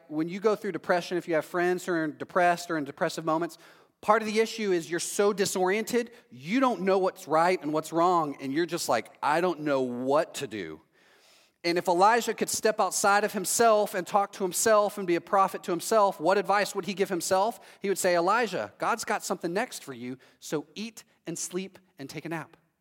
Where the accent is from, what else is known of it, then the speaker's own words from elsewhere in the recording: Texas, United States; now in Orlando, United States; I'm from Texas